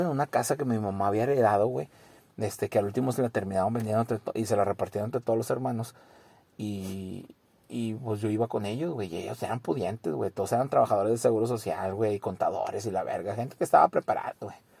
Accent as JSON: {"language": "Spanish", "town": "San Pedro Garza García", "region": "Nuevo León", "country": "Mexico", "tie": "born or raised there", "lives_now": "Santa Catarina, Mexico", "said": "yo nací en San Pedro"}